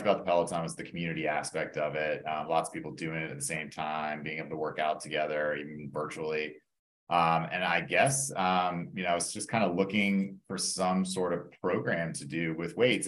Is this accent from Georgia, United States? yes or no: yes; Atlanta, Georgia, United States; also born or lived in Indiana; I grew up in Atlanta. Um, born and raised here